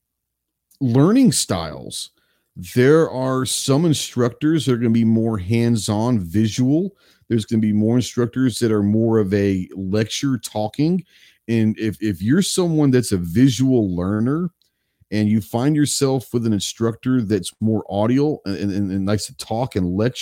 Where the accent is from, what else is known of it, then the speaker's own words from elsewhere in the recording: Texas, United States; You grew up in Texas